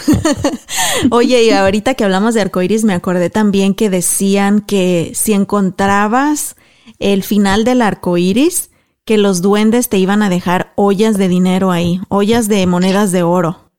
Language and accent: Spanish; Mexico; moved away; nosotros como mexicanas